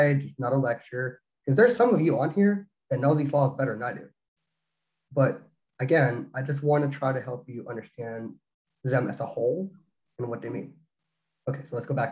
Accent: Texas, United States; now in Oklahoma, United States; I'm originally from Texas, but I'm licensed to practice in Oklahoma

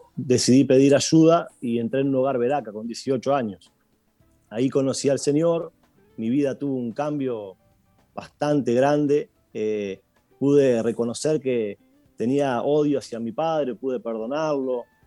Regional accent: Uruguay; also born or lived in Buenos Aires, Argentina; yo nací en Buenos Aires, eh, mis padres se separaron, yo tenía dos años, mi madre tuvo que a causa del divorcio y de la situación venirse para Uruguay

